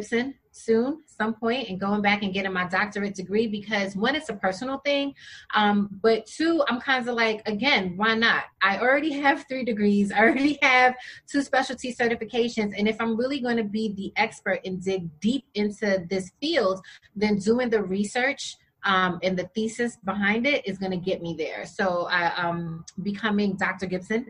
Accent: Jamaica; I'm Jamaican. You want to tell me stop eating rice and peas?

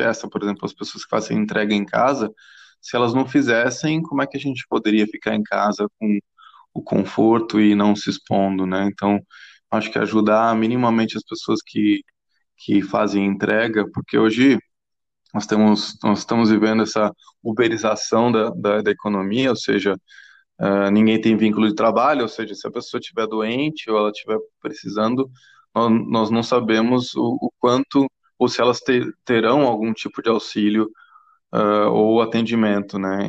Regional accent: England, United Kingdom; also born or lived in Pinheiros, São Paulo, Brazil; now in São Paulo, Brazil; eu sou inglês de nascença, tenho o nome húngaro

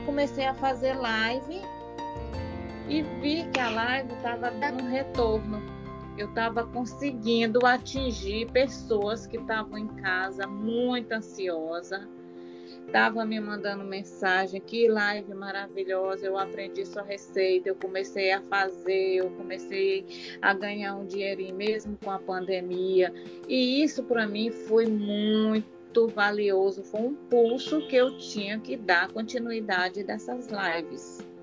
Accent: Maranhão, Brazil; sou maranhense, moro em São Luís, Maranhão

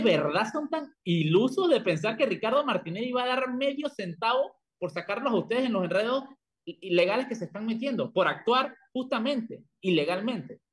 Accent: La Chorrera, Panamá Oeste, Panama; moved away; una calle allá en Chorrera, en mi tierra

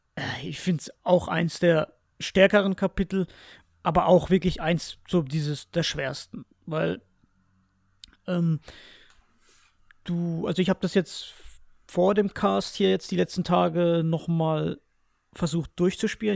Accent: Spain; ich als Spanier

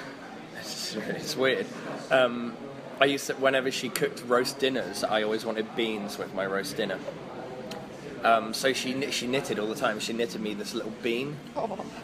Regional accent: Southampton, South East England, United Kingdom; We're from a town in the south coast of the UK called Southampton.

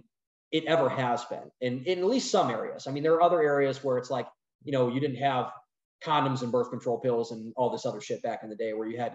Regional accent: Cleveland, Ohio, United States; I'm from Northeast Ohio, from Cleveland, you know, steel town

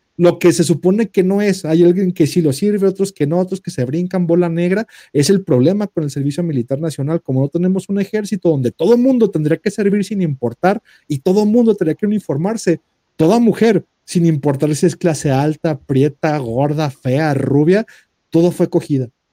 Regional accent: Mexico; Somos mexicanos.

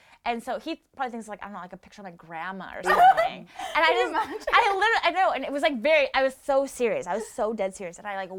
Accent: Washington, United States; moved away; also born or lived in San Diego; I'm from Washington, so Washington is very progressive, liberal.

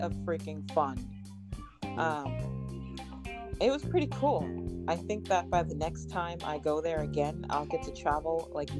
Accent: Boston, Massachusetts, United States; also born or lived in Florida; I'm originally from Florida, but I grew up in Boston.

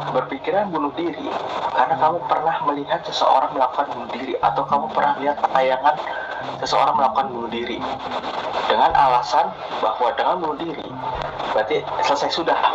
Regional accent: South Korea; Indonesian is a second language; saya orang Korea saya akui orang Korea adalah individualis

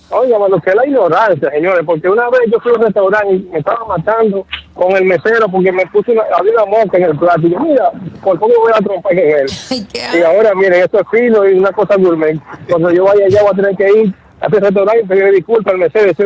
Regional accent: Paraguay; Ah, no, soy paraguayo, igual

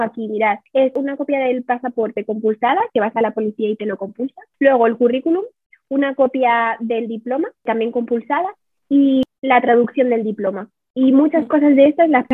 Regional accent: Madrid, Community of Madrid, Spain; moved away as an adult; now in Ticino, Switzerland; soy de Madrid

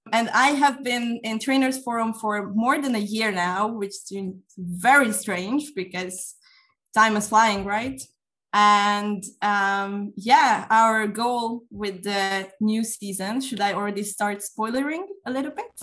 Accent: Budapest, Hungary; I am from Budapest, Hungary

